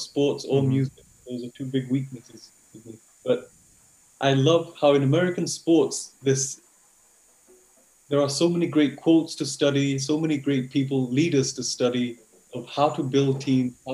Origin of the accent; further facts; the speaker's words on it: Croydon, London, United Kingdom; now in United States; I'm originally from Croydon, which is southeast London.